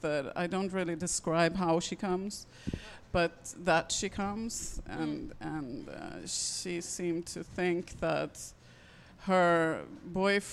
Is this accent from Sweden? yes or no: yes; Sweden; I come from Sweden